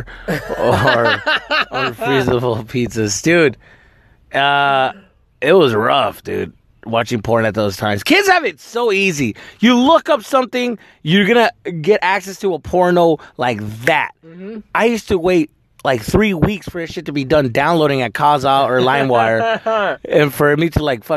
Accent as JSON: {"language": "English", "region": "Arizona", "country": "United States", "moved": "yes", "said": "I'm from Arizona"}